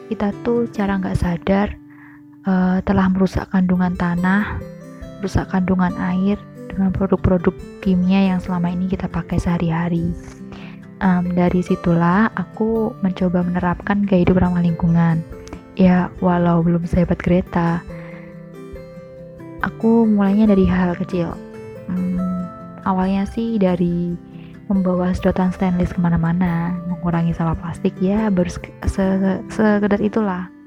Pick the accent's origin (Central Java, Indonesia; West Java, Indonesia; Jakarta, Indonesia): Central Java, Indonesia; Kartasura; now in Yogyakarta, Indonesia; Aku lahir dan besar di Kartasura, tapi sudah satu tahun ini tinggal di Jogja.